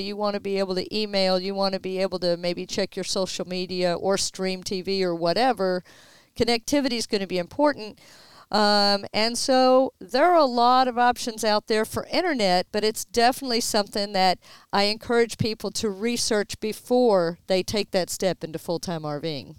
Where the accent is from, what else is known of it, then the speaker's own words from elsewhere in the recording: Houston, Texas, United States; we are born and raised in Houston, both of us.